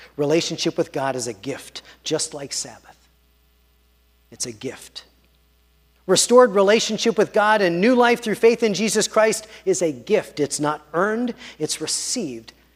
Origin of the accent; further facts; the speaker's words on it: Pittsburgh, Pennsylvania, United States; I grew up in Pittsburgh and in Squirrel Hill